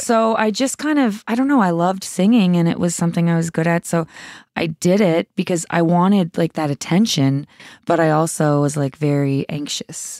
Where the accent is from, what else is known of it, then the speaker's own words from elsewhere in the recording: Sydney, Nova Scotia, Canada; I grew up in Cape Breton